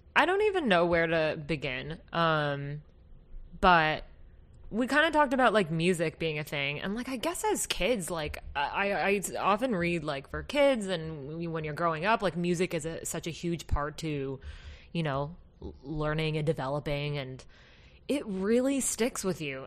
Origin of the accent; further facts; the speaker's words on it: Kyoto, Japan; accent: Kansai; moved away; I'm originally from Kyoto, um, and it's a prefecture very close to Osaka, but that whole region is called Kansai region. And our region has a specific Kansai dialect